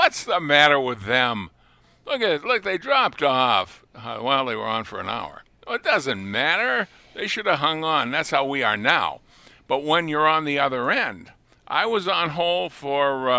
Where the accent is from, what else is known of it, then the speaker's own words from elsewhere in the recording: Lunenburg, Massachusetts, United States; now in Buffalo, United States; I was born in the next town, but I grew up in Lunenburg.